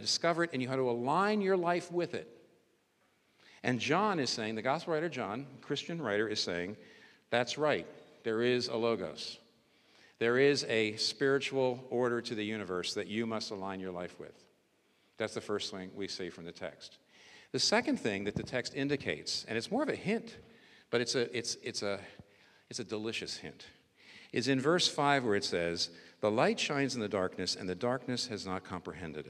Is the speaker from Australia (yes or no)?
no; United States; I'm American